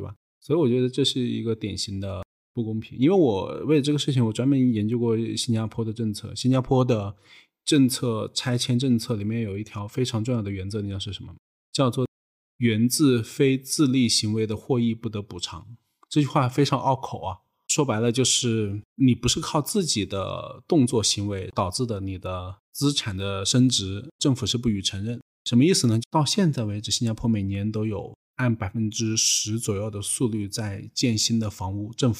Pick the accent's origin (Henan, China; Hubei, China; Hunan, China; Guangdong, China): Hunan, China; moved away; 在我们湖南老家